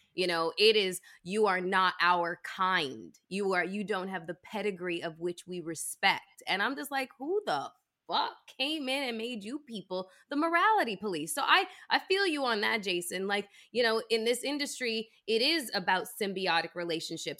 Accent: Toronto, Ontario, Canada; moved away; I was born and raised in Toronto and went to school there

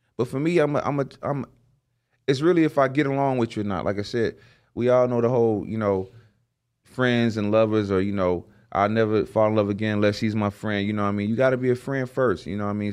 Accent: the South, United States; I'm from the South

